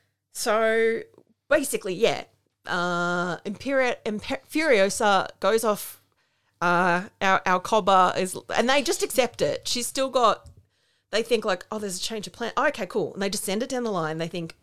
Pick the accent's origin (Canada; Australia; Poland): Australia; We're Australian.